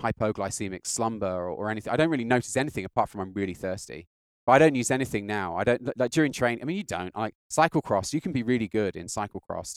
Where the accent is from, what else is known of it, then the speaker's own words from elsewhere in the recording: United Kingdom; I'm British